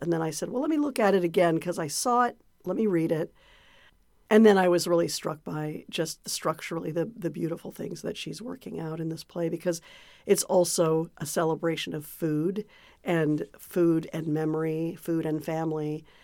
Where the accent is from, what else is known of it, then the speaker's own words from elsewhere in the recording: Santa Cruz, California, United States; I grew up in Santa Cruz, California